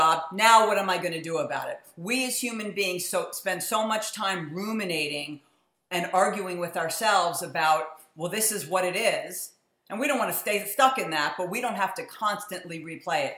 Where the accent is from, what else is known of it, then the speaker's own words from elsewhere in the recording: New York City, New York, United States; moved away; I grew up in New York City.